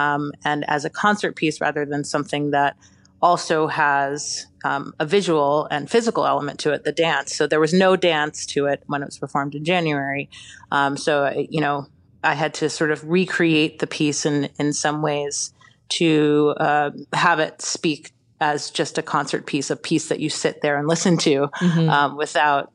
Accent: New York City, New York, United States; I grew up in New York City

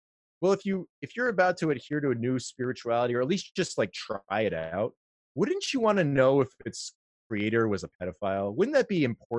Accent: United States; I'm an American

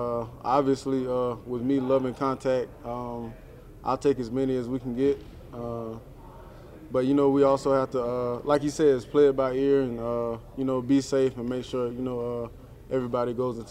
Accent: South Carolina, United States; he's from Georgia and I'm from South Carolina, so we're right there

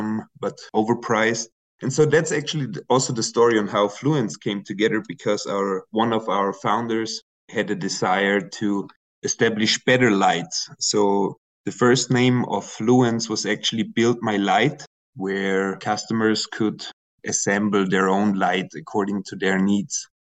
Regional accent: Austria; I'm originally from Austria

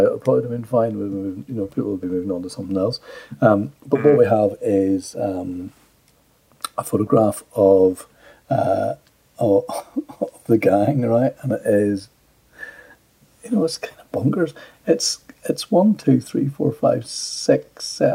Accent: Ireland; Being Irish

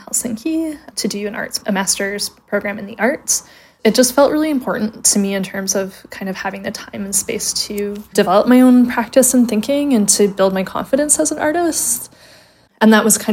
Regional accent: Calgary, Alberta, Canada; moved away as an adult; now in Glasgow, United Kingdom; I was born and raised in Calgary, Alberta, Canada

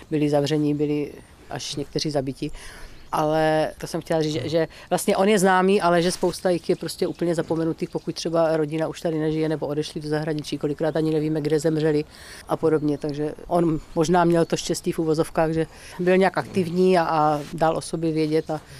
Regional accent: Morkůvky, South Moravian Region, Czechia; born there; Jsem hrdý, že jsem se narodil v Morkůvkách a doufám, že jednou moje pozůstatky budou uloženy vedle mých rodičů a bratra.

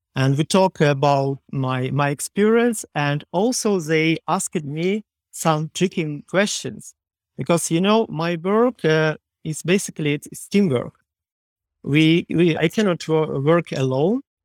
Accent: Ukraine; English is a second language; I am from Ukraine

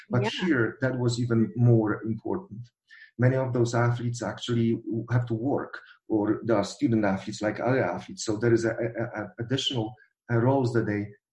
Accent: Poland; moved away; I'm coming from Polish background

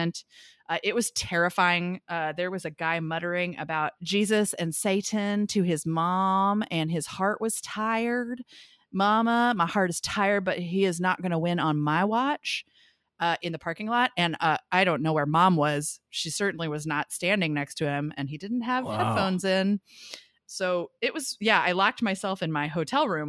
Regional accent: Missouri, United States; moved away; I'm from Missouri originally

